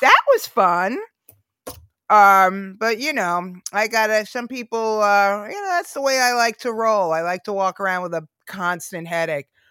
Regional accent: New York City, New York, United States; I was born in Queens

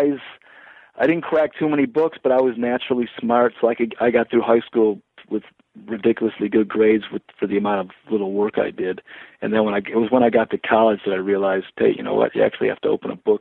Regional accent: Detroit, Michigan, United States; I was born in Detroit. I grew up in Detroit until we 13, and then we moved out to the burbs

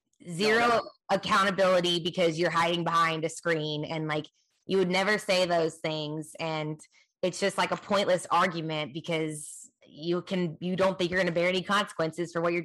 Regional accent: Kansas, United States; I honestly, I was unaware that my home state had some questionable food decisions and food items.

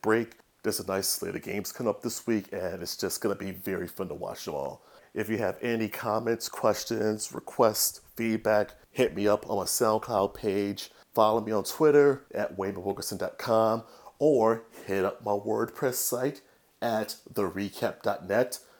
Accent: Chicago, Illinois, United States; my hometown Chicago

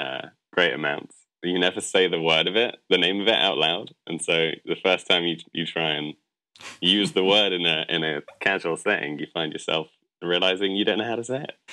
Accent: London, United Kingdom; moved away as an adult; also born or lived in Bristol; now in United States; I was born in London. Moved around quite a lot within the UK, so I've got a bit of a blend of North north, south, east, west accents. But spent most of my life in London and Bristol.

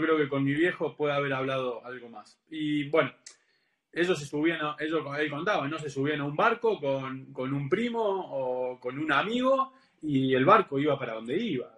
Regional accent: Argentina; yo soy argentino

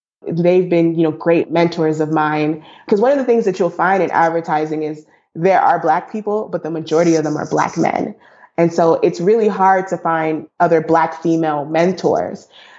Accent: Brooklyn, New York, United States; she's from Chicago. I'm from Brooklyn. And so, you know, now we're on the West Coast

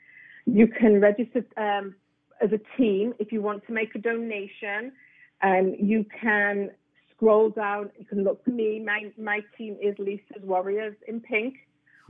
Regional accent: England, United Kingdom; now in South Florida, United States; I'm from England, so the majority of my family's in England

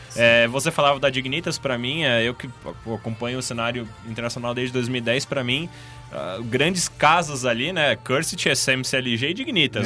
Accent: Brazil; nós que somos brasileiros

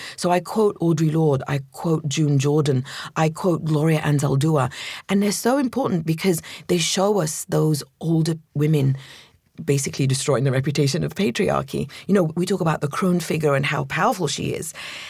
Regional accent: London, United Kingdom; also born or lived in Egypt; So I was born in Egypt to an Egyptian family. And we moved to London when I was 7.

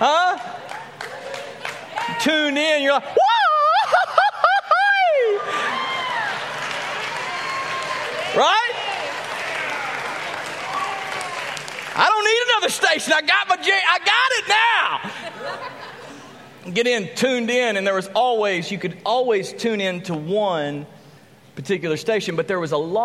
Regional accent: Graham, Texas, United States; also born or lived in San Angelo, Texas; I grew up in Graham, Texas, and then we moved to San Angelo, Texas

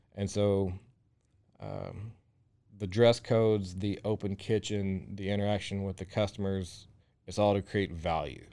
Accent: Groesbeck, Texas, United States; moved away as an adult; now in Waco, United States; I grew up in Groesbeck, which is forty miles east of Waco.

